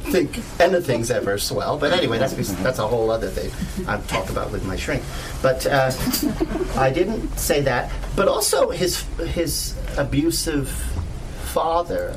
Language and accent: English; Canada; I'm a Canadian writer